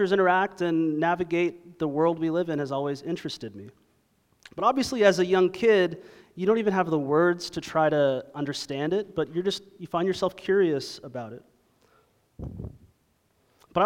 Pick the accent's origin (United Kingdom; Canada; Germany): Canada; Toronto, Ontario; now in Dallas, United States; I was raised in Toronto, Ontario